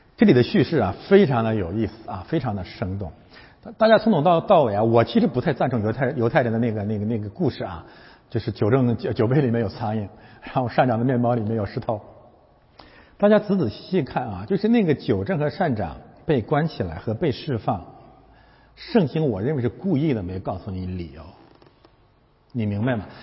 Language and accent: Chinese; China; 我们是中国人